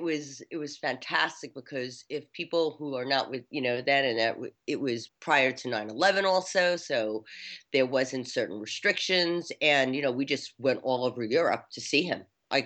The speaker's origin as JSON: {"language": "English", "town": "New York City", "region": "New York", "country": "United States", "said": "A lot of you know me. I'm from New York City."}